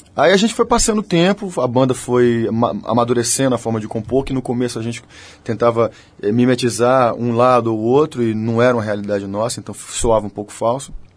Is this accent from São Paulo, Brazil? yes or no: no; Bahia, Brazil